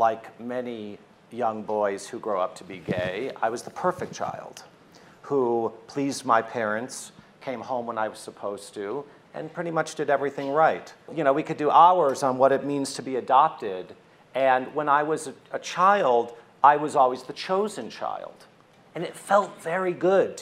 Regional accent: Oak Park, Michigan, United States; I'm a kid from Oak Park, Michigan

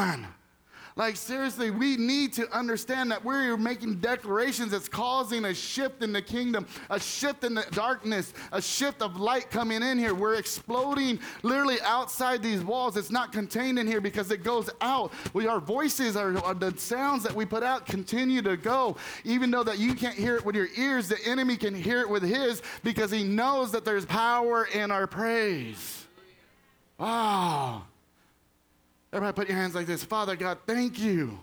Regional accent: Texas, United States; moved away as an adult; now in Pennsylvania, United States; I'm from Texas originally. So, I mean, spent 40 years in Texas. Live in Pennsylvania now

